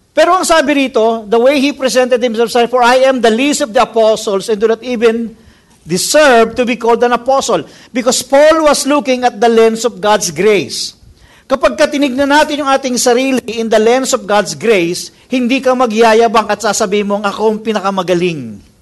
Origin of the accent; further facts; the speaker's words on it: Philippines; as a Filipino people